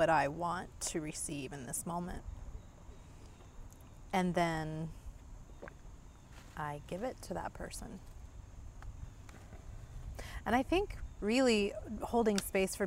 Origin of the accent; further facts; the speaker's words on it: Dayton, Ohio, United States; I was born in Dayton, Ohio